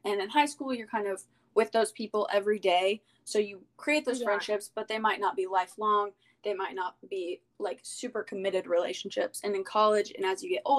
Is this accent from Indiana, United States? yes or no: yes; Evansville, Indiana, United States; I go to University of Southern Indiana in Evansville. I've been born and raised here, so it's my hometown